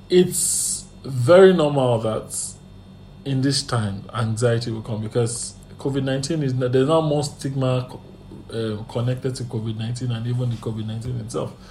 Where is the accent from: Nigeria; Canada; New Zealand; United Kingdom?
Nigeria; and even in life generally as a Nigerian, you know.